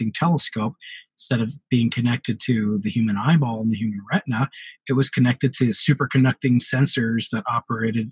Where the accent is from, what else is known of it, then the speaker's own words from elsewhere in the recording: New York, United States; moved away; the New York Times, my hometown newspaper